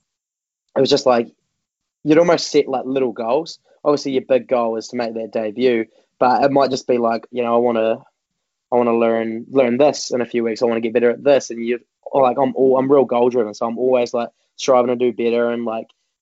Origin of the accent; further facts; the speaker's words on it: Dunedin, Otago, New Zealand; I'm from Dunedin, and still there's absolutely no wrestling in Dunedin